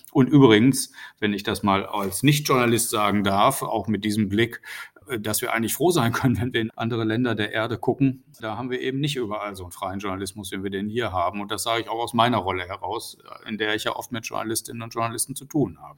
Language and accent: German; North Rhine-Westphalia, Germany; in Nordrhein-Westfalen, wo ich ja herkomme